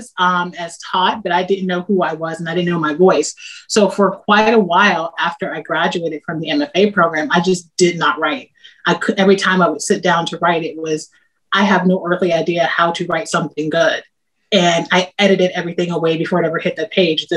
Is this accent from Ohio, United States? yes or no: yes; Ohio, United States; I'm from Ohio. Daughter of steel workers from Ohio